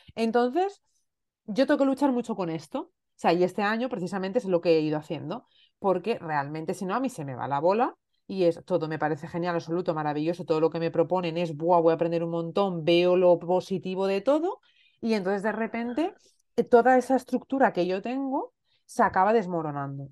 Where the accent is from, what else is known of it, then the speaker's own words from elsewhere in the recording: Asturias, Spain; moved away as an adult; also born or lived in Elche; yo soy asturiana, pero estaba viviendo en Elche, llevaba viviendo en Elche seis años